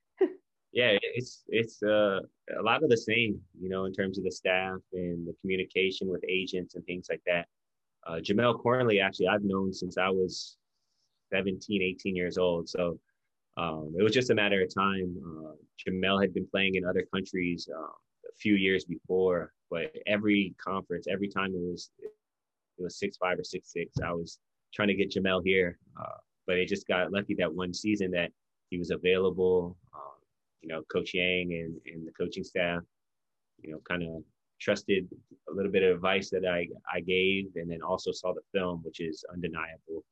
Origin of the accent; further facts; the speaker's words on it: Hawaii, United States; moved away as an adult; now in Philippines; we lived yeah. in Hawaii since I was five years old